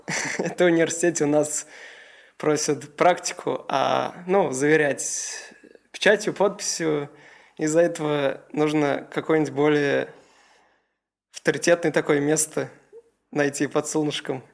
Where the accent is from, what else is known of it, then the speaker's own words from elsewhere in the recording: Kazan, Tatarstan, Russia; я из Казани. Фактически я нигде до этого специализированно не учился, только в обычной средней школе 98-й